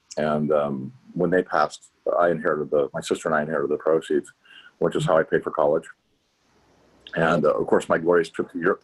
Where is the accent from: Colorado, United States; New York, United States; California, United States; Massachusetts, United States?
California, United States; Pacific Grove; also born or lived in Fresno, California; But I moved to Pacific Grove when I was four, and that's where I grew up. So that's my hometown.